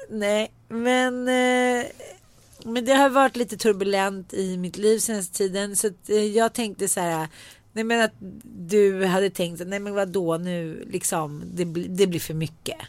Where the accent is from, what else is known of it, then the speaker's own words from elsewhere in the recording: Sweden; eftersom jag är svensk